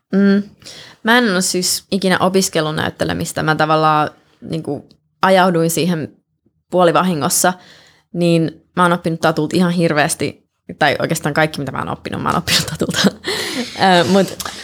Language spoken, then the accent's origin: Finnish; Helsinki, Uusimaa, Finland; moved away as an adult; also born or lived in Colorado, United States / Russia; now in Los Angeles, United States; mä oon syntynyt niin. Helsingissä, joo. Mun äiti kävi synnyttämässä mut Suomessa ja sitten tuli tänne